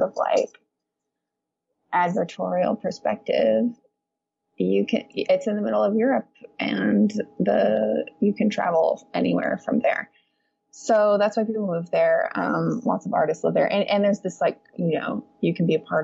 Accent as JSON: {"language": "English", "country": "United States", "moved": "yes", "said": "I'm an American"}